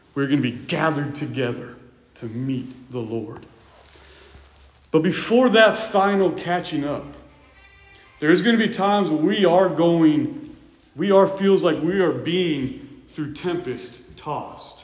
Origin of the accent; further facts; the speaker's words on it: California, United States; When I was a kid, growing up in California